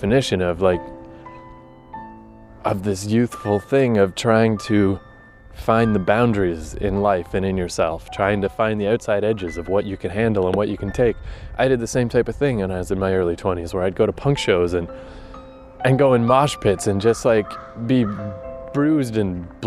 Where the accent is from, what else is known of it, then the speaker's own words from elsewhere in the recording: Fredericton, New Brunswick, Canada; the Harvest Jazz and Blues Festival that happens every year in my hometown